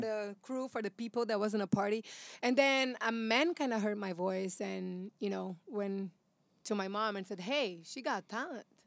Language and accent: English; São Paulo, Brazil; English is a second language; now in United States; I am from Brazil